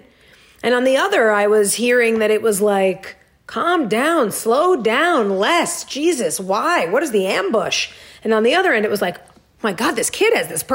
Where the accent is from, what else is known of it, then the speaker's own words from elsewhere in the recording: New York, United States; moved away; I grew up in New York